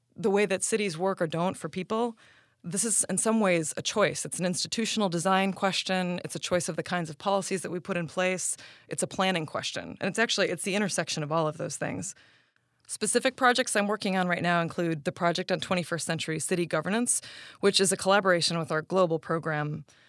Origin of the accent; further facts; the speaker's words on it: Chicago, Illinois, United States; also born or lived in Park Forest, Illinois; I grew up in the Chicago region, first in a South Side neighborhood called Marquette Park